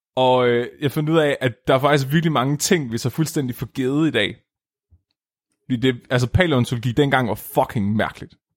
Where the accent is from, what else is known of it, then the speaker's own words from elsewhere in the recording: Nyby, Tåsinge, Southern Denmark, Denmark; moved away; mit barndomshjem i Ny Nyby